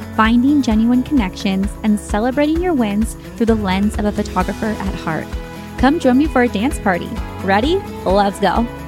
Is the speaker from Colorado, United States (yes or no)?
no; Morgan Hill, Santa Cruz, California, United States; Bay Area, but really Morgan Hill, Santa Cruz, that's where my hometown is.